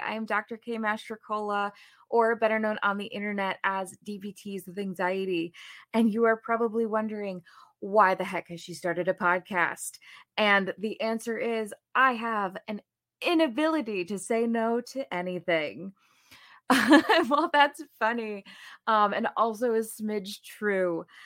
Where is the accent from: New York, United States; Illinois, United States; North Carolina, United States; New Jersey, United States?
New Jersey, United States; moved away as an adult; also born or lived in Saint Louis; now in Chicago, United States; I grew up in New Jersey